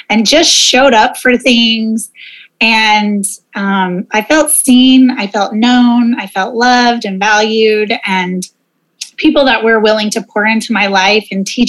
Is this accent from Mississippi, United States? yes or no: no; Oklahoma, United States; moved away; also born or lived in Monterrey, Mexico; I'm originally from Oklahoma